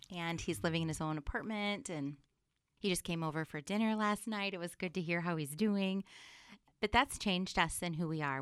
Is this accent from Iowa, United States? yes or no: yes; Sioux City, Iowa, United States; I'm originally from Sioux City, the West Side area